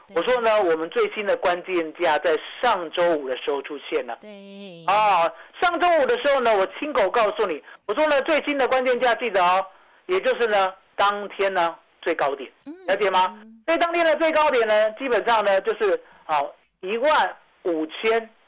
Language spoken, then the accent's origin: Chinese; Taiwan; 我们台湾人愿意做的时候